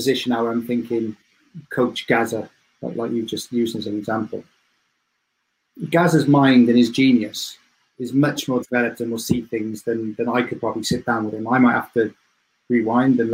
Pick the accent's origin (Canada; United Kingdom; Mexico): United Kingdom; Cardiff, Wales; moved away as an adult; now in Sheffield, United Kingdom; I'm from Cardiff